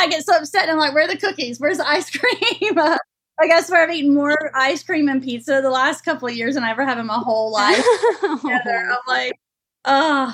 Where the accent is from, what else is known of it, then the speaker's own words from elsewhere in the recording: Longview, Texas, United States; my hometown in Longview, East Texas